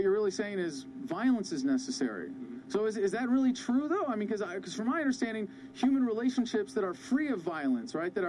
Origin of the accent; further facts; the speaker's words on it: Boise, Idaho, United States; I'm from Boise, Idaho